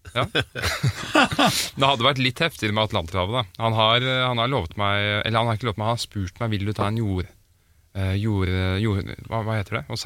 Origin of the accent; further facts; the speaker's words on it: Oslo, Norway; now in Stavern, Norway; jeg er født i Oslo. Men jeg bor i Stavern